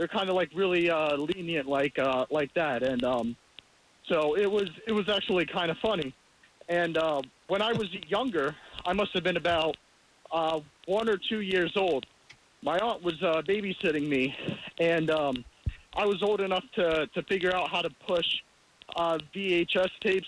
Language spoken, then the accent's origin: English; Long Island, New York, United States; I'm actually from Long Island as well